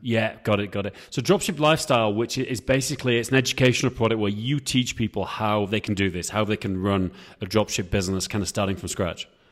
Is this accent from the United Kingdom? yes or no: yes; England, United Kingdom; I'm from England